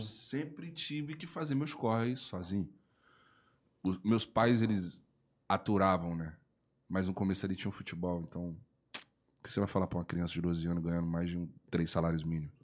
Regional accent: Espírito Santo, Brazil; eu moro no Espírito Santo, né? Eu sou capixaba

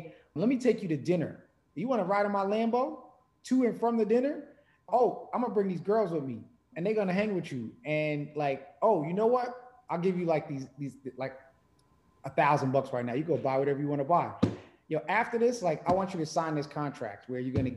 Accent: New York, United States; growing up in New York

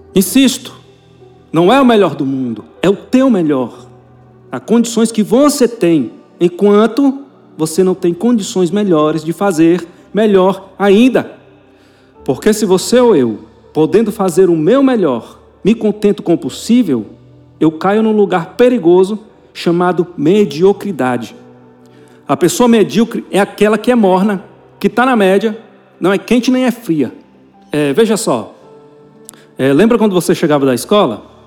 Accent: Goiás, Brazil; eu, como sou goiano, filho de goiano

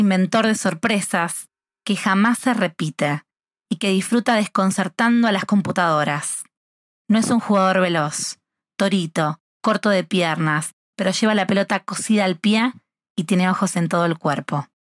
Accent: Rosario, Santa Fe, Argentina; soy argentina

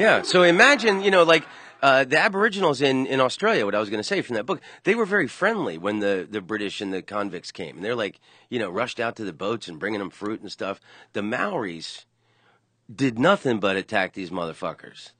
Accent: Orlando, Florida, United States; I grew up in Orlando

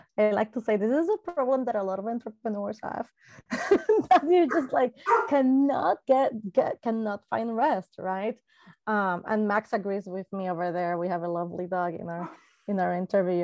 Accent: Puerto Rico; I am Latina from Puerto Rico, it's a lovely, lovely island in the Caribbean

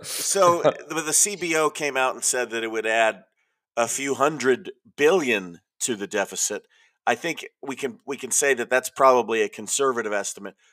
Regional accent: California, United States; I'm from California

